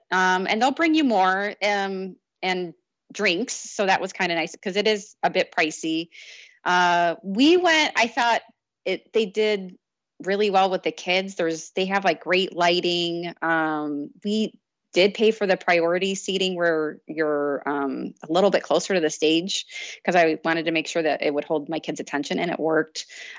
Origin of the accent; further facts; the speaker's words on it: Iowa, United States; And I may just be saying that because I'm from Iowa, but sure.